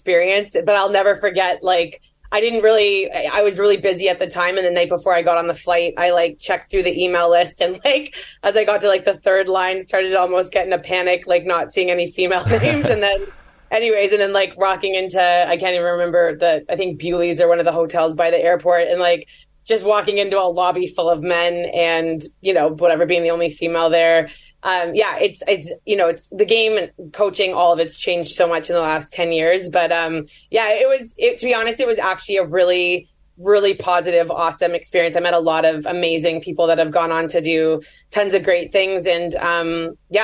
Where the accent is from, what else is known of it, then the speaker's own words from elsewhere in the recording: Canada; I'm Canadian